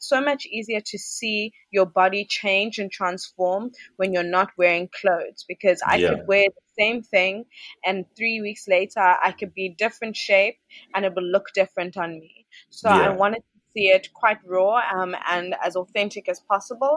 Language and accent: English; South Africa; moved away as an adult; now in Ghana; it's not the first time I've lived outside of South Africa